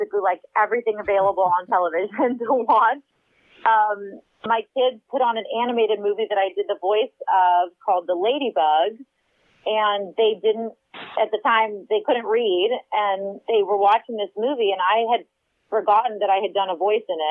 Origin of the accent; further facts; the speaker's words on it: Texas, United States; moved away; also born or lived in California; we moved to Austin, which is my home state of Texas